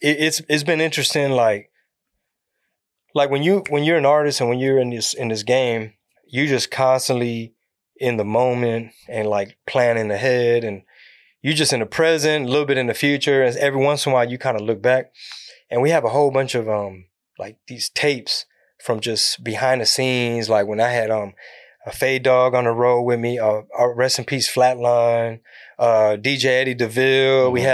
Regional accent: Houston, Texas, United States; also born or lived in San Antonio; born and raised out of Houston

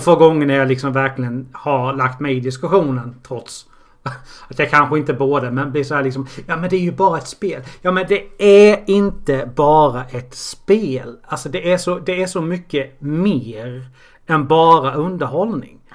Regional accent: Karlshamn, Blekinge, Sweden; jag kommer från Karlshamn

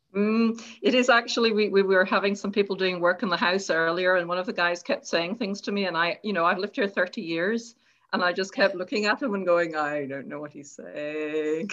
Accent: Ireland; now in Scotland; i go back to ireland and my um, friends and family

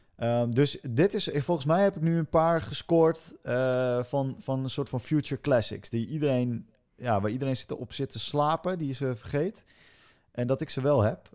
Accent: Netherlands; want ik ben een Hollander

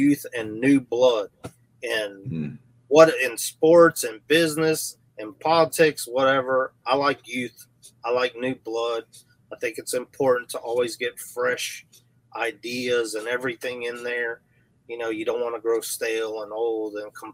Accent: Houston, Texas, United States; I'm originally from North Houston

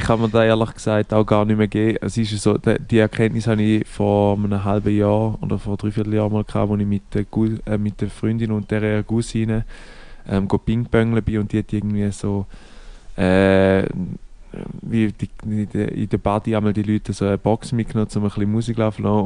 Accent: Switzerland; bei uns in der Schweiz

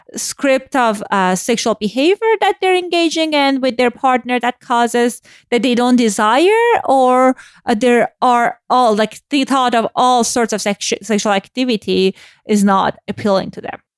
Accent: Iran; moved away; I grew up in Iran post-Islamic Revolution

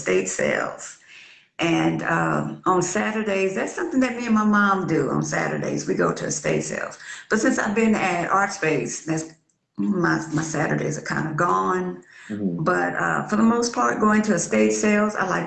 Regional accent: Natchitoches, Louisiana, United States; now in Shreveport, United States; I'm actually from Natchitoches, Louisiana

